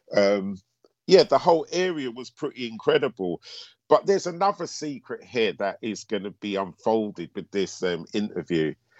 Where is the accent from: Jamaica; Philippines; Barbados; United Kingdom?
United Kingdom; London; also born or lived in Antigua; I'm from North London